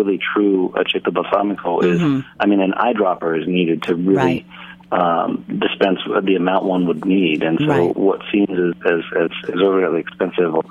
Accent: San Francisco, California, United States; moved away; also born or lived in London; I went back to my hometown of San Francisco

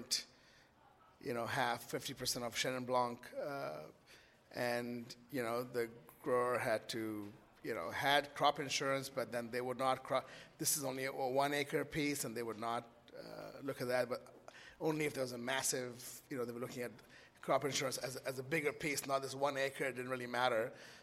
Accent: Kolkata, West Bengal, India; moved away; also born or lived in New York; I grew up in Calcutta

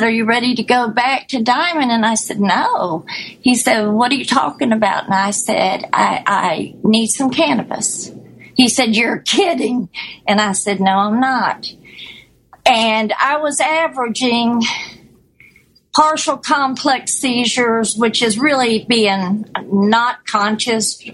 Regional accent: Florida, United States; also born or lived in Hawaii; I'm from Florida

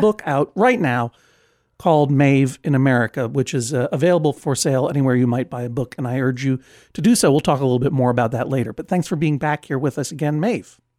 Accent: East Coast, United States; I'm from the East Coast

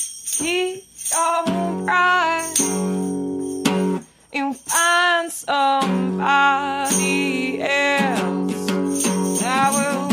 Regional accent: New Hampshire, United States; also born or lived in Virginia; now in Brooklyn, United States; I grew up in New Hampshire and then lived in Virginia for 10 years.

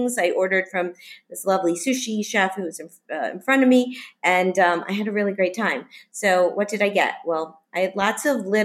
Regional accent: Miami, Florida, United States; moved away; Miami, which is my hometown

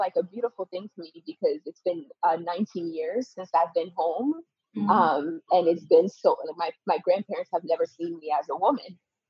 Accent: Connecticut, United States; also born or lived in Benin; I grew up in Connecticut from 10 till about 17 years old. I grew up in Connecticut

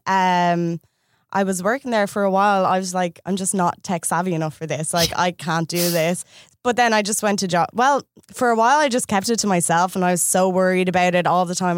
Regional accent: Ireland; moved away as an adult; I moved here from Ireland nine months ago

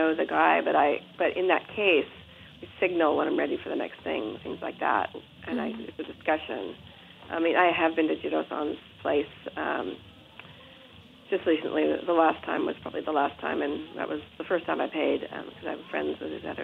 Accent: Atherton, California, United States; moved away as an adult; also born or lived in Palo Alto; now in Japan; I was born in Palo Alto, grew up in Atherton

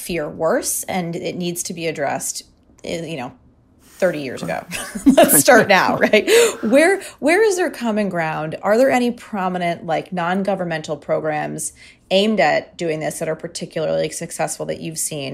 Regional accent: Michigan, United States; now in New York City, United States; I am from Michigan, actually.

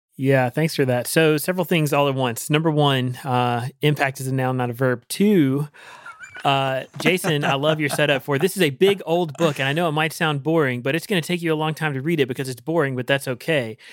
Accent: Rocky Mount, North Carolina, United States; my hometown in, in Rocky Mountain, Eastern mm-hmm. North Carolina

